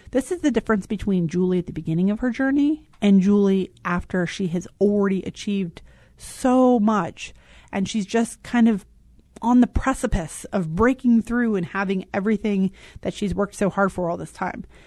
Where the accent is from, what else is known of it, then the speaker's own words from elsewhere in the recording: Richmond, Virginia, United States; moved away; I miss the South. I'm from Richmond, Virginia